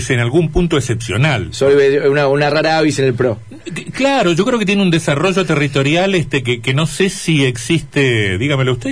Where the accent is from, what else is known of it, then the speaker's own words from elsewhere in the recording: Curtiembre, Entre Ríos, Argentina; ¿O cuántos en mi pueblo Curtiembre?